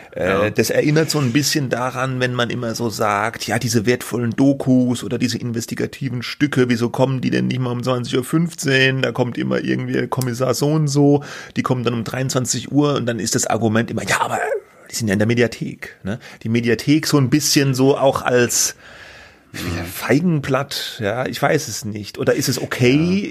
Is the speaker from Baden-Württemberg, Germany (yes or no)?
yes; Baden-Württemberg, Germany; accent: Badisch; ich muss an diesem badischen Dialekt arbeiten